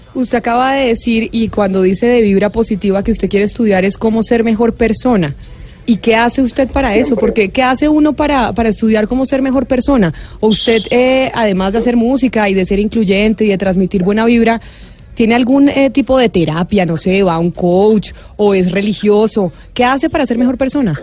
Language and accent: Spanish; Colombia; nosotros como colombianos nos sentimos orgullosísimos